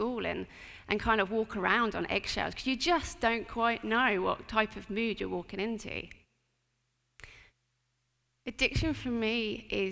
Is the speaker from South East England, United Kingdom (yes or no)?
yes; Portsmouth, South East England, United Kingdom; I grew up in Portsmouth